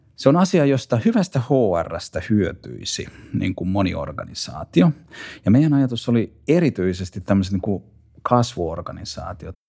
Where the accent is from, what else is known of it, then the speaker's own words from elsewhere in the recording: Pori, Satakunta, Finland; mä oon asunut nuoruuteni Porissa.